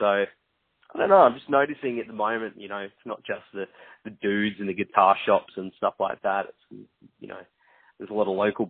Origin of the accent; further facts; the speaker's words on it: Gold Coast, Queensland, Australia; they're from my hometown when I'm talking to you now on the Gold Coast.